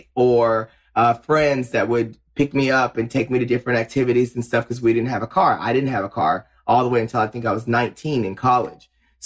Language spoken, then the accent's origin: English; Paris, Texas, United States; moved away as an adult; also born or lived in Dallas, Texas; I grew up in Paris because I got to be kind of a big fish in a small pond